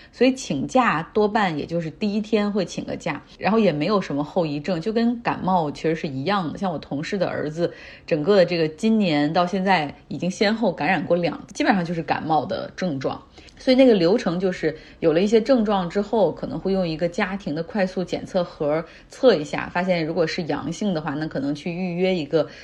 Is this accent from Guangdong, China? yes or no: no; Harbin, Heilongjiang, China; moved away; 我老家哈尔滨